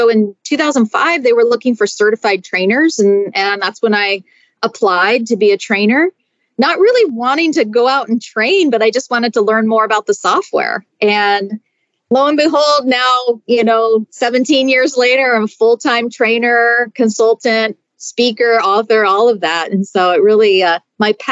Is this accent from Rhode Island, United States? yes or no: no; Seattle, Washington, United States; moved away as an adult; now in Denver, United States; I'm originally from Seattle